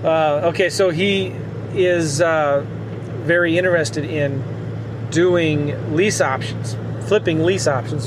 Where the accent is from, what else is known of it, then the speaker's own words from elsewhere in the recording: Iowa, United States; I'm from Iowa. I went to Iowa State University.